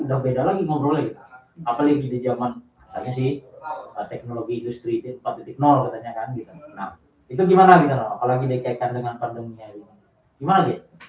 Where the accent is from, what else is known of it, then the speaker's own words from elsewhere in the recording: Bali, Indonesia; now in Palangkaraya, Indonesia; dari daerah saya di daerah Bali sana